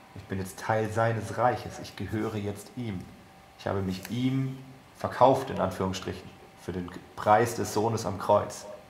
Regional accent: Germany; wir als Deutsche

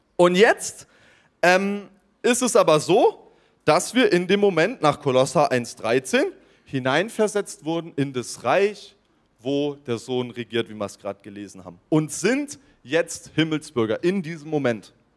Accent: Germany; als Deutscher.

